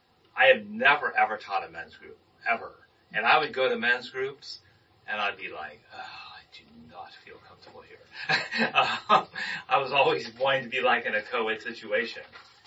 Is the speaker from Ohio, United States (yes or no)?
no; Anaheim, California, United States; I when I was born here in Anaheim, I have one sister who's a year and a half younger than me